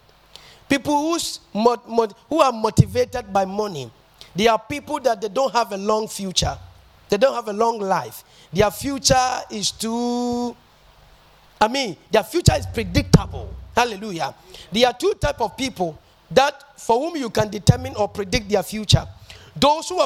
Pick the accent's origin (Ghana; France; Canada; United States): Ghana; I'm a Ghanaian and I live in Ghana